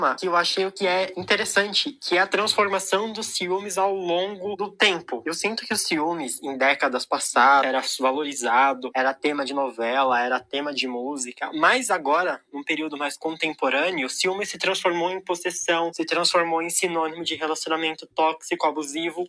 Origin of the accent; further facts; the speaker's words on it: São Paulo, Brazil; tenho 22 anos, sou de São Paulo